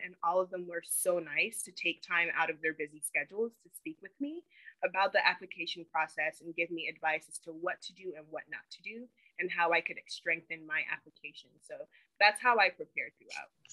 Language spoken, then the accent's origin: English; Charlotte, North Carolina, United States; also born or lived in Tema, Ghana / Chapel Hill, North Carolina; now in Los Angeles, United States; I'm from Charlotte, North Carolina, but my family's originally from Ghana, West Africa. I actually moved to America when I was six years old from Ghana and um, went to school in uh, Charlotte in North Carolina